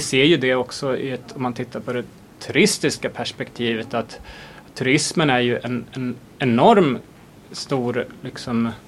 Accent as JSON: {"language": "Swedish", "country": "Sweden", "said": "som svenskar, extremt trendkänsliga"}